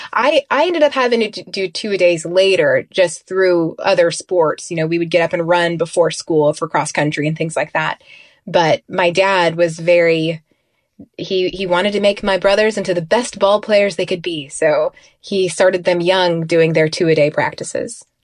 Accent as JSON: {"language": "English", "town": "Tulsa", "region": "Oklahoma", "country": "United States", "tie": "born or raised there", "also_born_or_lived": "Kansas City", "moved": "as an adult", "said": "I grew up in Tulsa."}